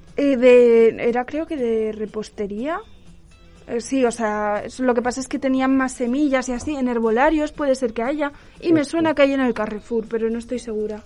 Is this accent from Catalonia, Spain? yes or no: no; Aragon, Spain; Yo soy de Aragón